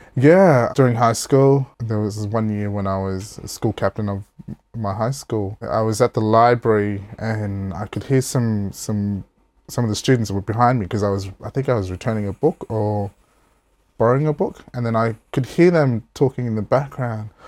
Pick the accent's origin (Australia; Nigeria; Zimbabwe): Australia; Port Pirie, South Australia; also born or lived in Alice Springs, Northern Territory; I was lucky enough to move back with my mum at the age of five and then move down to South Australia where I basically, uh, grew up